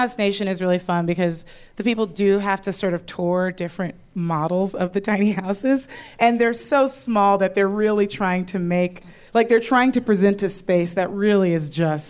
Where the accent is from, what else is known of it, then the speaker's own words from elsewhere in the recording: Southern California, United States; I grew up in Southern California.